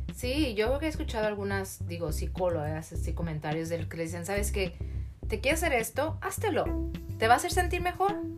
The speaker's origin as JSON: {"language": "Spanish", "country": "Mexico", "said": "en nuestro país"}